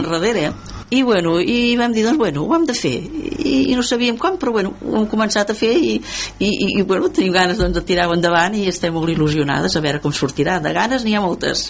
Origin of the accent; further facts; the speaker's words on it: El Masroig, Catalonia, Spain; moved away; al poble, que sóc del Moster